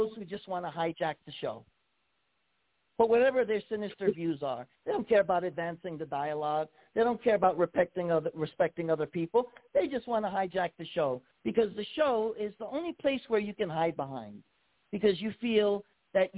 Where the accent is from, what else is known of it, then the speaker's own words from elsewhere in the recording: New York, United States; moved away; also born or lived in Hawaii; my home state of New York.